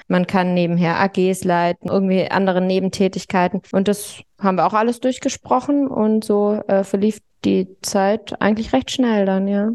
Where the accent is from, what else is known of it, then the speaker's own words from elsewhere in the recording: Baden-Württemberg, Germany; now in Munich, Germany; Ich bin in Baden-Württemberg zur Schule gegangen